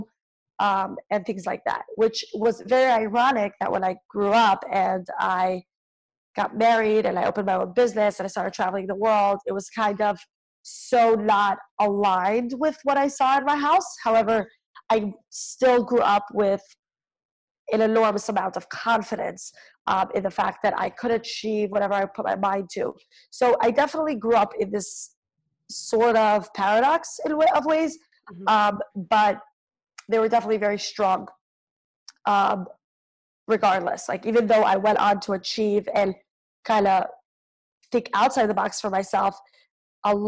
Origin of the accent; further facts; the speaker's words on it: New York City, New York, United States; I grew up in Crown Heights, Brooklyn.